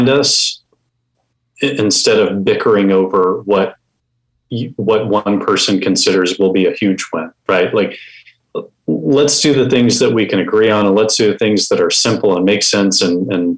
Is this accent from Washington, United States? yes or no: no; Houston, Texas, United States; I was born and raised in Houston